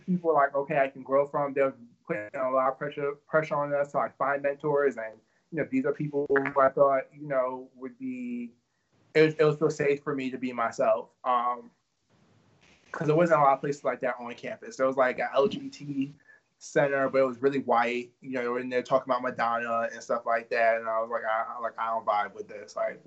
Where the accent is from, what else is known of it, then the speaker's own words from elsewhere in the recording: New York, United States; I grew up in New York, and my family wasn't really religious